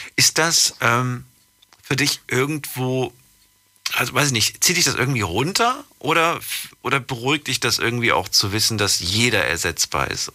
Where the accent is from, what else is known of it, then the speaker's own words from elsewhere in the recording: Frankfurt, Hesse, Germany; moved away; ehemals aus Frankfurt